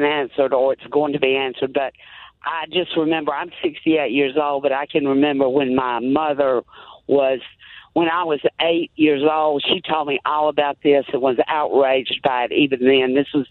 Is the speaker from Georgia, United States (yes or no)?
no; Virginia, United States; And we're from Virginia, who not known as a real liberal state